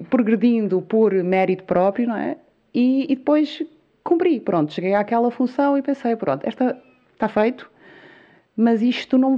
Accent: São Miguel, Azores, Portugal; born or raised there; moved away as an adult; now in Lisbon, Portugal

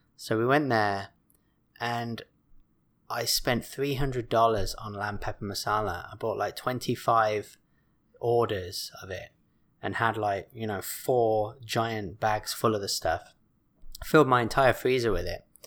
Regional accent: England, United Kingdom; born or raised there; moved away

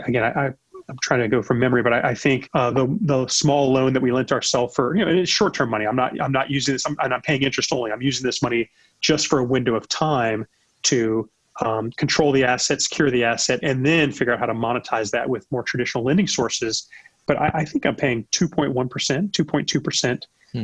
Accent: United States; I'm an American

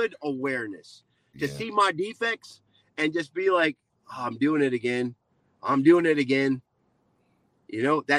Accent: New Jersey, United States; I'm from Jersey, born and raised in Jersey. So I got that little Jersey attitude going on

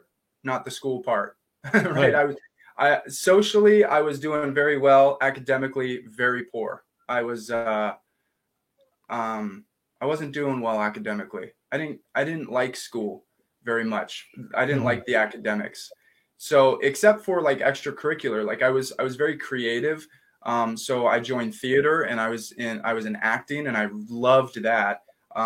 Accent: Riverside, California, United States; also born or lived in Upland, California / Laguna Beach, California; growing up in Riverside

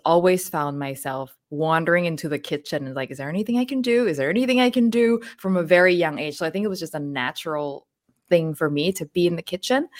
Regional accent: Hat Yai, Songkhla, Thailand; now in Vancouver, Canada; I was born in Hattjai, which is a town in southern Thailand, very close to Malaysia

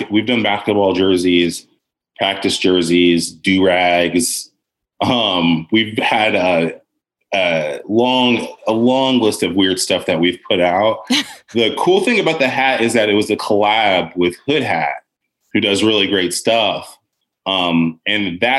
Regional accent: Atlanta, Georgia, United States; I'm from Georgia.

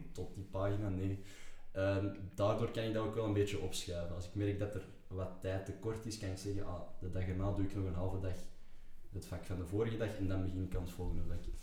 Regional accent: Antwerp, Flanders, Belgium; geboren en getogen in Antwerpen

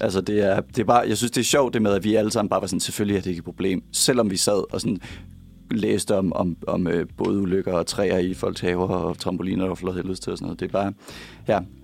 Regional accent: Copenhagen, Capital Region of Denmark, Denmark; jeg kommer fra Sydhavn

